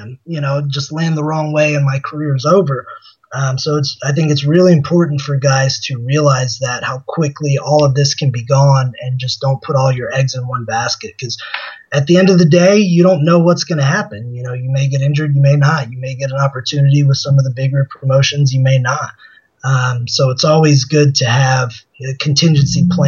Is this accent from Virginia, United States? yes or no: yes; Richmond, Virginia, United States; in Richmond, Virginia, where I got to headline in my hometown